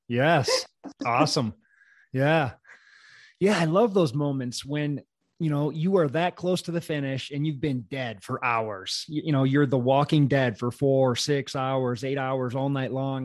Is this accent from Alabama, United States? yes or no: no; Wisconsin, United States; I'm from Wisconsin